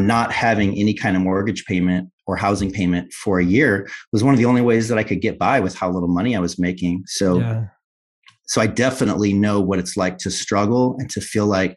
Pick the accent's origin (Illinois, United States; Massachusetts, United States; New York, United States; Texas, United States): Illinois, United States; moved away as an adult; left the nest, left Illinois